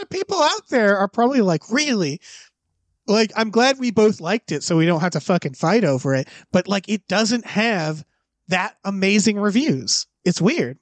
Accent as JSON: {"language": "English", "area": "Deerfield Academy area", "region": "Massachusetts", "country": "United States", "tie": "born or raised there", "moved": "yes", "said": "where I'm from. So, like, the whole fucking movie is my, my hometown"}